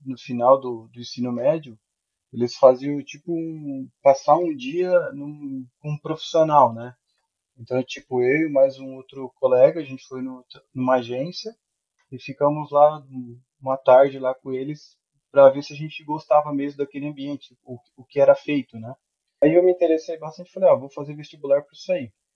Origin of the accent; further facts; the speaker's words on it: Araranguá, Santa Catarina, Brazil; eu sou de Santa Catarina, né? Araranguá, Santa Catarina